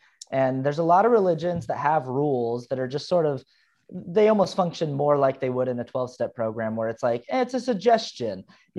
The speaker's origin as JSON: {"language": "English", "region": "Utah", "country": "United States", "tie": "born or raised there", "said": "And I grew up Mormon in Utah, and nobody drank. Nobody in my neighborhood drank."}